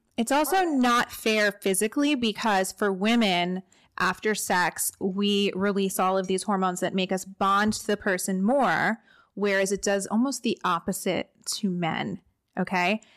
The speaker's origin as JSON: {"language": "English", "region": "New Jersey", "country": "United States", "tie": "born or raised there", "moved": "yes", "lives_now": "Orange County, United States"}